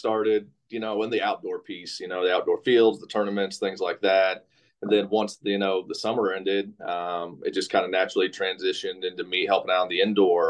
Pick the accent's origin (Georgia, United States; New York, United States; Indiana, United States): Indiana, United States; Kokomo; I'm a kid from Kokomo, grew up in Kokomo, Indiana, went to Western High School.